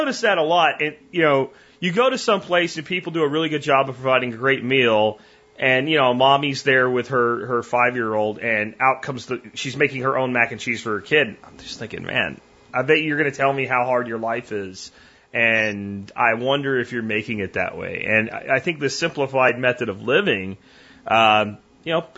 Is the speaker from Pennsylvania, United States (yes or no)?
yes; Pennsylvania, United States; moved away; growing up in Pennsylvania